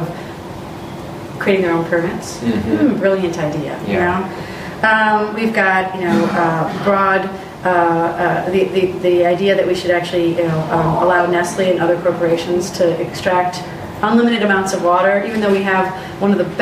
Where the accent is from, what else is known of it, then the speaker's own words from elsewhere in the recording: just north of Grand Rapids, Michigan, United States; my hometown where I went to high school is over just north of Grand Rapids